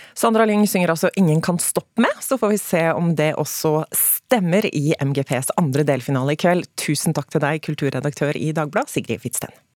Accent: Telemark, Norway; Telemark, der jeg er fra

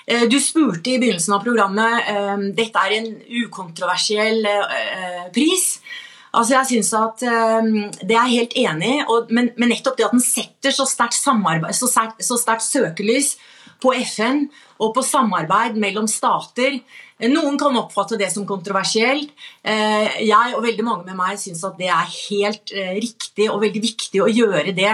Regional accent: Norway; fordi, jeg er norsk

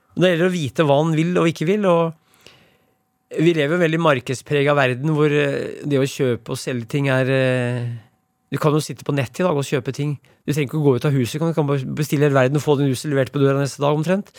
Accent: Brumunddal, Innlandet, Norway; Brumunddal, der jeg vokste opp

